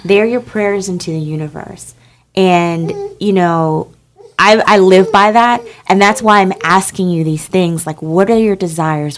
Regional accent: Newark, New Jersey, United States; moved away; I'm from New Jersey

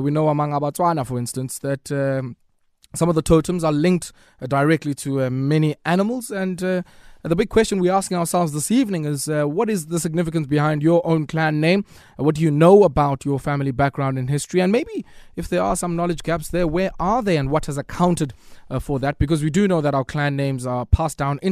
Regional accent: Eastern Cape, South Africa; where I grew up in the Eastern Cape was largely a stronghold of the Abatimbu

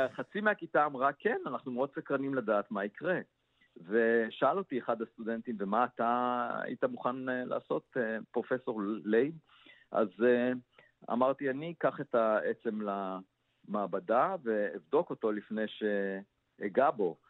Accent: Israel; כיוון שנולדתי במושב

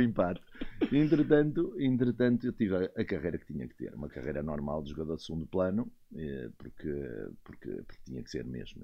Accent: Viana do Castelo, Norte, Portugal; moved away; Um tipo que vem lá de cima de Viana do Castelo

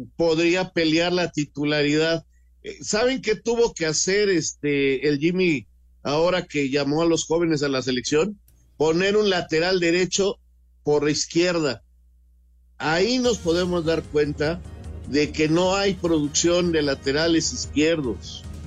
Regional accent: Mexico; así a veces somos los mexicanos, esta forma de ser

